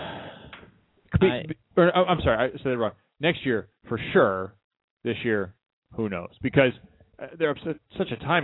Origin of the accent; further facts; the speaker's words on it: Chicago, Illinois, United States; moved away; I grew up in Chicago.